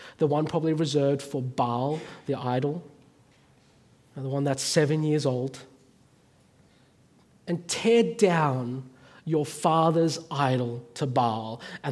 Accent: Australia; moved away as an adult; now in North Africa; being Chinese Australian

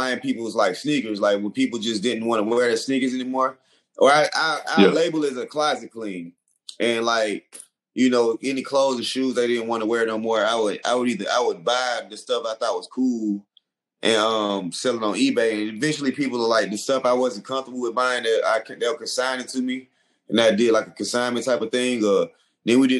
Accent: College Park, Georgia, United States; also born or lived in Atlanta, Georgia; I'm from College Park, Georgia.

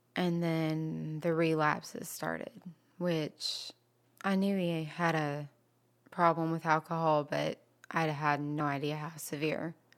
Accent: Georgia, United States; also born or lived in East Dublin, Georgia / Wilmington Island, Savannah, Georgia; now in Savannah, United States; originally I'm from Wilburn

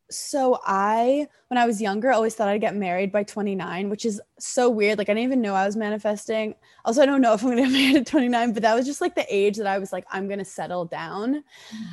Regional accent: New York City, New York, United States; growing up in Brooklyn

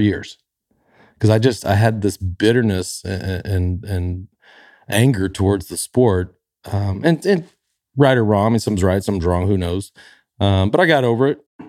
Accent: Dallas, Texas, United States; growing up in Dallas

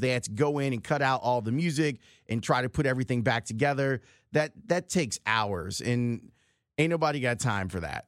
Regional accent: Chicago, Illinois, United States; I grew up on the south side of the city

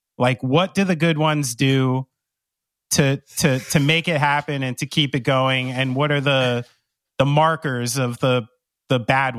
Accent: New Jersey, United States; born there; No, listen, I was born in New Jersey and I'm raised by people like that.

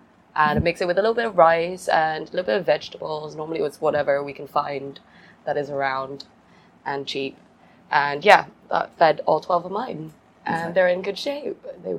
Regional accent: Phuket, Thailand; I come from Thailand.

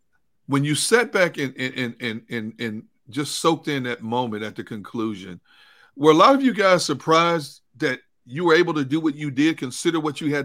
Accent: Midwest, United States; now in Philadelphia, United States; Now, I'm not even from here. I'm from the Midwest, but I've been here a long time.

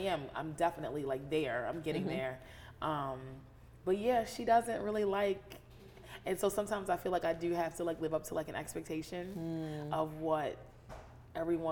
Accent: United States; I grew up in Carroll County, a rural suburb, but I was brought to the city to get my education

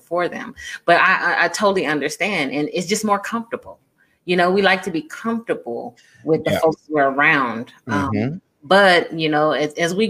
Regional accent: California, United States; moved away; I'm coming from California, which is very diverse, right? So my friends were Vietnamese, Laotian, Filipino, Black, white, mixed, Mexican, you know, Native American, you name it. So I came from a very diverse background.

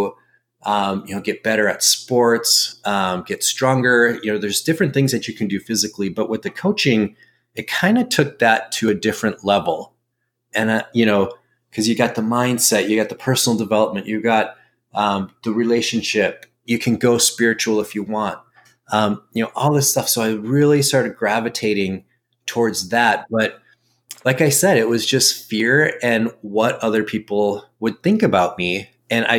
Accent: Minnesota, United States; moved away as an adult; now in Arizona, United States; I'm from Minnesota

